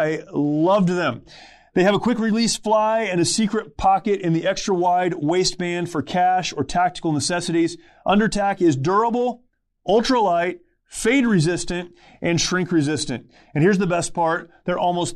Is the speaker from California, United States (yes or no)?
yes; California, United States; I'm a California kid.